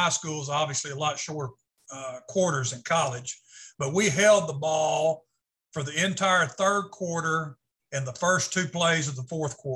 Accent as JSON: {"language": "English", "region": "Arkansas", "country": "United States", "tie": "born or raised there", "also_born_or_lived": "California / Texas / Missouri", "said": "spent most of my life growing up in Arkansas and I ended up graduating from Camden High School down in southern Arkansas."}